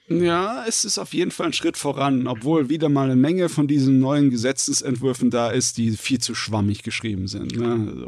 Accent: Germany; bei uns in Deutschland

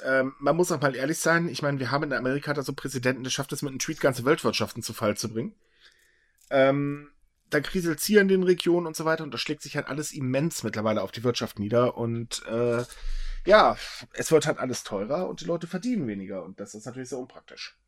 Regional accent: Germany; bei uns in Deutschland

